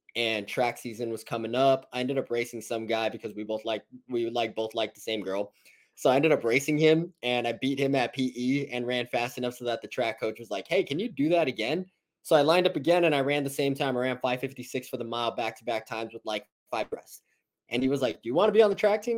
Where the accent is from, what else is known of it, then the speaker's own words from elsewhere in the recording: La Puente, California, United States; I'm from La Puente, California